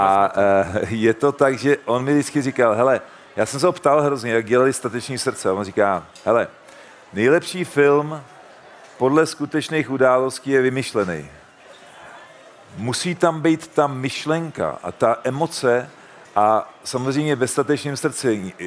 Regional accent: Czechia; u nás v Čechách

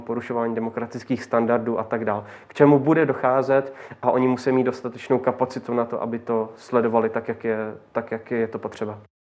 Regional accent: Czechia; tady u nás v Čechách

